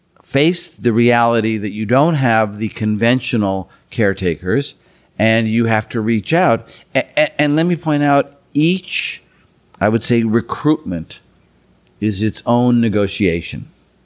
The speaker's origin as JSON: {"language": "English", "region": "Minnesota", "country": "United States", "tie": "born or raised there", "moved": "as an adult", "lives_now": "San Francisco Bay Area, United States", "said": "I've been in the San Francisco Bay Area for 40 years. I grew up in Minnesota and came here for law school. And like many people who come to the Bay Area for school, I stayed. And I've been in the East Bay for 40 years"}